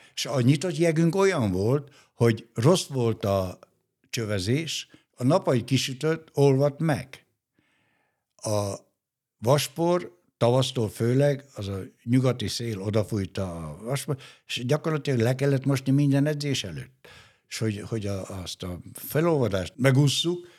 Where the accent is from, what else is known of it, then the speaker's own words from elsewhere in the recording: Gheorgheni, Harghita County, Romania; also born or lived in Dunaújváros, Hungary; now in Hungary; a Gyergyóba, a szülővárosomba